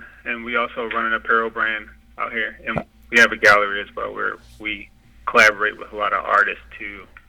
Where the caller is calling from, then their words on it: Baltimore, Maryland, United States; I'm actually calling from Baltimore, Maryland.